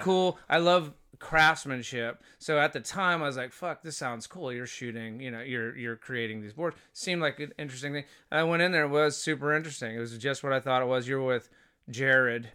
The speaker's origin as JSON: {"language": "English", "town": "Fort Walton Beach", "region": "Florida", "country": "United States", "tie": "born or raised there", "also_born_or_lived": "Boston / Honolulu / San Francisco", "moved": "as an adult", "lives_now": "Los Angeles, United States", "said": "I grew up in Fort Walton, uh, from elementary school to high school"}